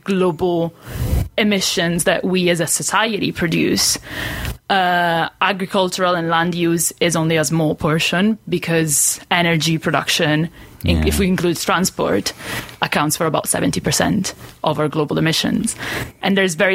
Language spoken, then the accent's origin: English; Italy; now in Aberdeen, United Kingdom; I'm from Italy originally.